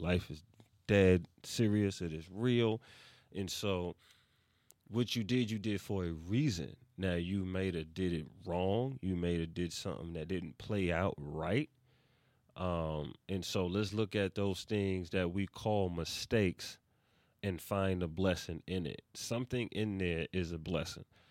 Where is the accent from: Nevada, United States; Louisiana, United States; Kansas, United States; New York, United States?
New York, United States; New York City; I am from East Harlem, New York City